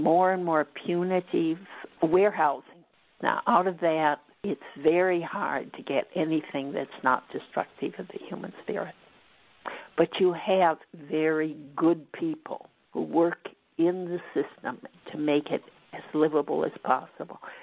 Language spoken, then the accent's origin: English; West Coast, United States; moved away; I grew up on the West Coast. I'm a Westerner